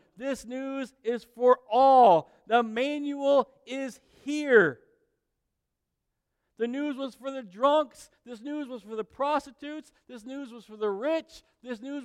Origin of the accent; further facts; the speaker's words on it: South Korea; I was born in South Korea in the 70s